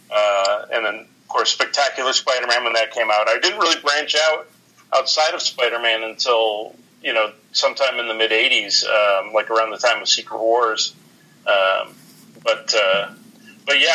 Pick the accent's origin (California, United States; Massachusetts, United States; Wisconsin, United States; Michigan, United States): Wisconsin, United States; northern; moved away as an adult; also born or lived in Milwaukee, Wisconsin / Ohio; So when I was 8 years old, we moved up to northern Wisconsin. I grew up in around Milwaukee, and then we moved up to northern Wisconsin